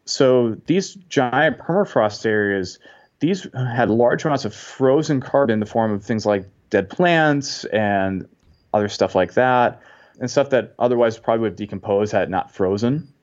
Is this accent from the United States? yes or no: yes; Massachusetts, United States; moved away as an adult; also born or lived in Indiana; now in Washington, D.C. area, United States; I'm originally from Massachusetts